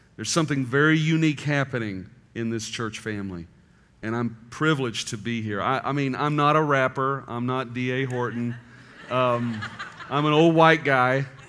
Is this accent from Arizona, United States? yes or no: yes; Tucson, Arizona, United States; moved away as an adult; now in Mobile, United States; I grew up in Tucson, Arizona, planted a church in Tucson, and then God, in his providence, moved my wife and children and I to Mobile, Alabama